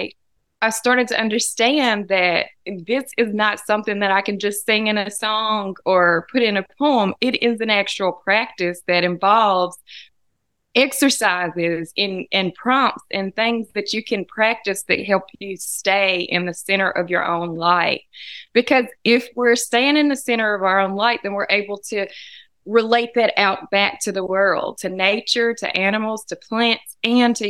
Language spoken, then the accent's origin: English; Humboldt, Tennessee, United States; also born or lived in Jackson, Tennessee; I was born in Jackson at the Jackson-Madison County General Hospital. And then my parents moved to the country between the two towns. And so I went to school in Humboldt